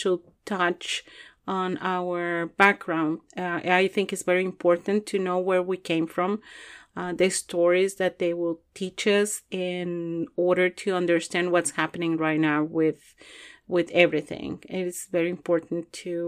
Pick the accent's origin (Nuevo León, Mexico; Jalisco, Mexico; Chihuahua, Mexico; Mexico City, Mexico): Chihuahua, Mexico; moved away as an adult; also born or lived in Juarez, Mexico; now in Louisville, United States; I am from Mexico, and specifically from Chihuahua. I was raised there in Chihuahua, Chihuahua.